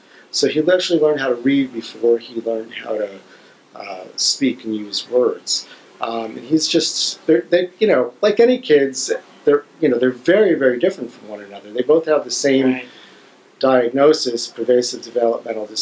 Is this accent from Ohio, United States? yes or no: yes; Ohio, United States; We grew up in Ohio